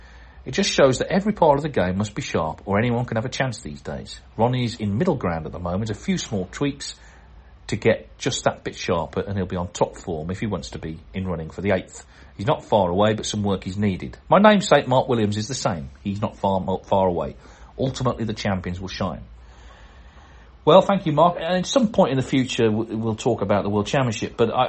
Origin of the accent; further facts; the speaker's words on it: Wales, United Kingdom; If so, as a Welshman, that makes me strangely proud.